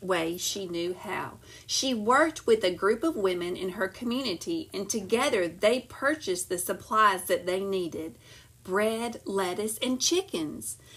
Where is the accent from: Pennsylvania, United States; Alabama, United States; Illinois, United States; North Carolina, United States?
Alabama, United States; Montgomery; I grew up in Montgomery and the civil rights boycott happened right there where I grew up.